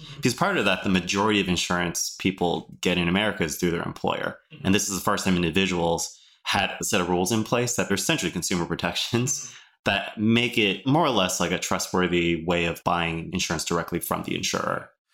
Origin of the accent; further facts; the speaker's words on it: Oakland, California, United States; I'm born and raised in Oakland